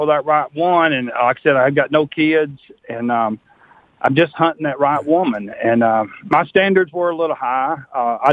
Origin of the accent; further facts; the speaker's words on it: Birmingham, Alabama, United States; moved away as an adult; now in Mobile, United States; I'm new to Mobile area, so I'm from Birmingham